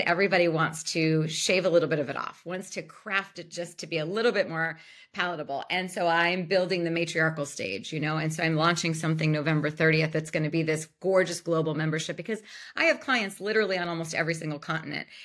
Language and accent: English; Youngstown, Ohio, United States; Youngstown, Ohio.